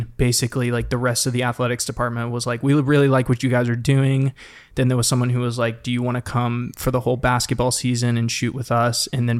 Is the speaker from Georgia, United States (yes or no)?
yes; Savannah, Georgia, United States; moved away as an adult; also born or lived in Auburn, Alabama; now in Los Angeles, United States; Savannah, Georgia.